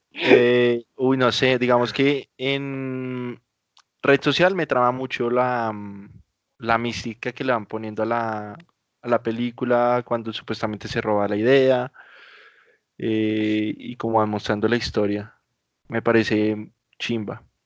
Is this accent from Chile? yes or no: no; Colombia; yo soy colombiano, yo soy colombiano